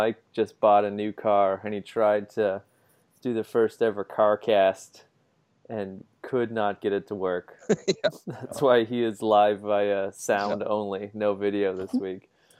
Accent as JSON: {"language": "English", "country": "Canada", "moved": "yes", "said": "being Canadian amongst Canadians"}